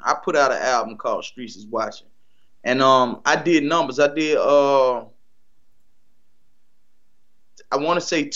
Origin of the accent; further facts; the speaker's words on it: North Carolina, United States; I'm from North Carolina